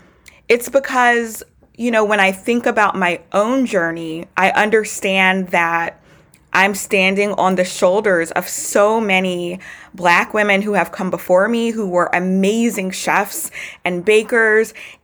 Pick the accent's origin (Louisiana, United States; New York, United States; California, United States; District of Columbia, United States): Louisiana, United States; Baton Rouge; I was born and raised in Baton Rouge, Louisiana. I'm positive that it's, you know, my Southern Louisiana upbringing